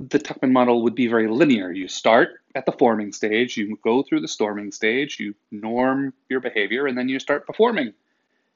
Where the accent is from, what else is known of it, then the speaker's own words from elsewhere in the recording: New England, United States; I'm from New England